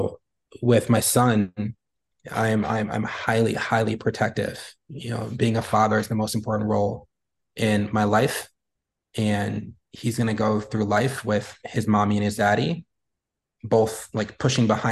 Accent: United States; being a Black man in America

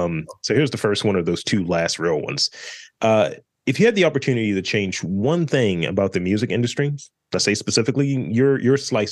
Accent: Baltimore, Maryland, United States; because apparently I don't sound like I'm from Baltimore, which is a little offended

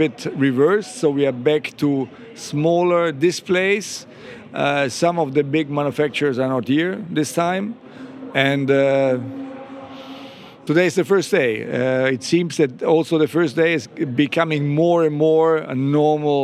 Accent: Italy; Growing up in Italy, it was all about motorbikes

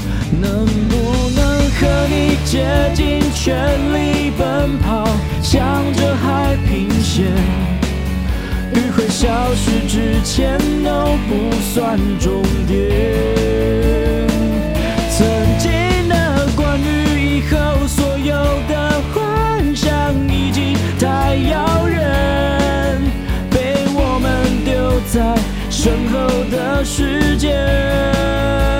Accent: Keelung, Taiwan; 因为跟我们太近了，因为我们都是基隆人。

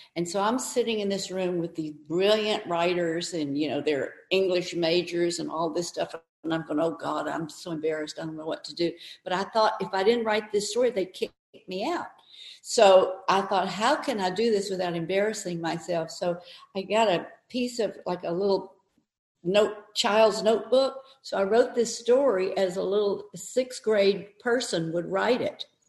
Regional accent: the South, United States; moved away; also born or lived in New York

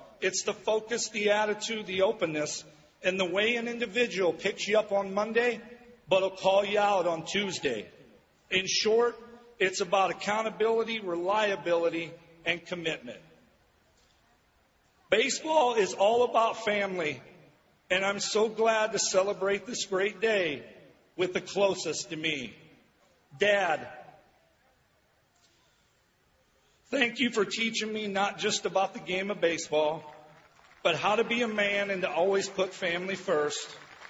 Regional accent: Peoria, Illinois, United States; the dream I had as a little boy growing up in Peoria did not live in my head, it lived in my heart. I still can't believe this has happened to me, a 13-round draft pick out of Central Illinois.

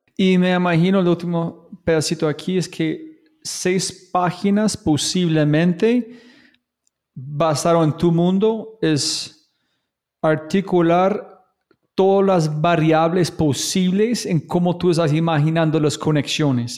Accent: United States; yo como gringo

